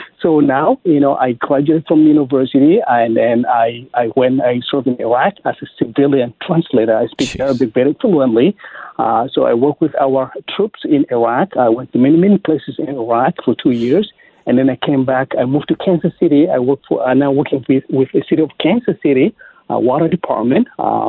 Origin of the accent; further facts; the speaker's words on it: South Sudan; English is a second language; now in Missouri, United States; I am from South Sudan originally. So I came to America in 1999.